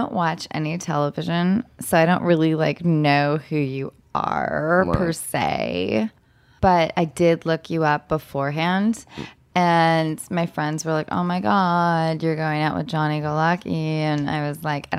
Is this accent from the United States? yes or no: yes; Los Angeles, California, United States; also born or lived in Orange County; Well, originally, I'm from Orange County, and then but I mostly grew up here in Los Angeles.